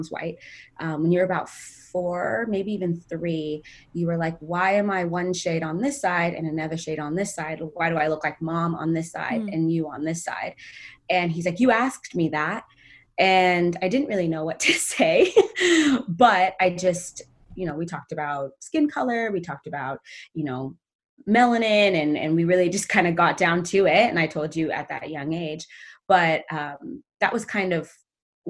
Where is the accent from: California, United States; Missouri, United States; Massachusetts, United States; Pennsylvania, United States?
California, United States; Sacramento; moved away as an adult; also born or lived in Ethiopia; now in Los Angeles, United States; I grew up in Sacramento and moved out to LA about 8 years ago.